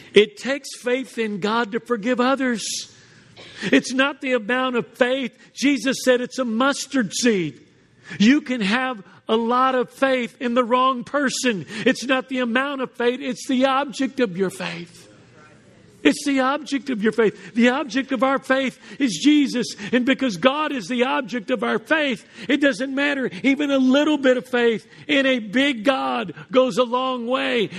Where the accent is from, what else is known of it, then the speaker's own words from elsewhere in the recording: Houston, Texas, United States; growing up in Houston